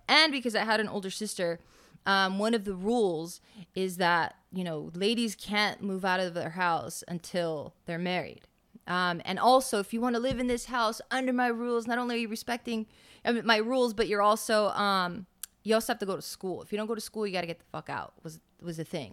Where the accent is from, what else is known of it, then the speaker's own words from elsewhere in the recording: Los Angeles, California, United States; moved away as an adult; now in Las Vegas, United States; Born and raised in Los Angeles